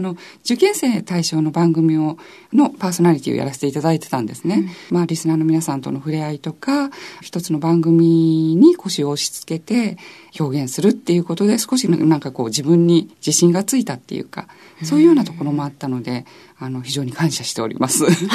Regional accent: Tokyo, Japan; also born or lived in Nagoya, Aichi; その後父の転勤でもう東京に来てしまっていてであとずっと東京でまあ美大に行ったという感じなんですね。

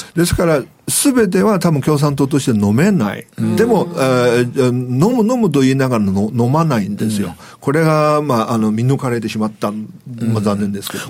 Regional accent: China; now in Japan; 僕中国人

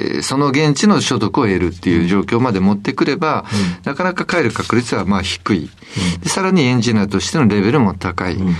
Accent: Kitakyushu, Fukuoka, Japan; 福岡県北九州市というところです。

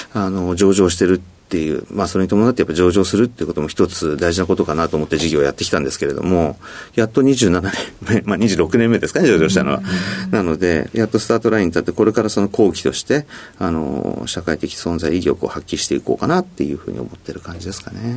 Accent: Sapporo, Hokkaido, Japan; moved away; also born or lived in Tokyo; 北海道の札幌市ですねはい札幌市でもちょっと田舎の方の、えー、山の近くに住んでました

